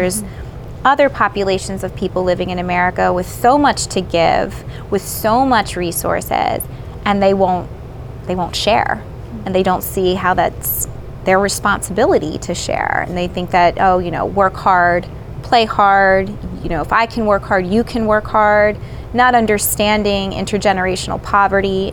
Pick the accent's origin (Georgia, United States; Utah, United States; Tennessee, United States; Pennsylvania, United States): Pennsylvania, United States; North Wales; I grew up in North Wales, you know, Lansdale area.